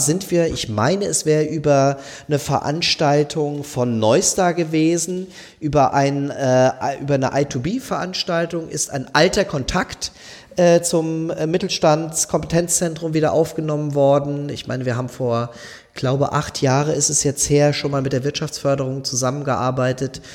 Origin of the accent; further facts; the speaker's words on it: southwest Germany, Germany; moved away as an adult; also born or lived in Wiesbaden / Munich; now in Bremen, Germany; Ich komme aus dem Südwesten unserer Republik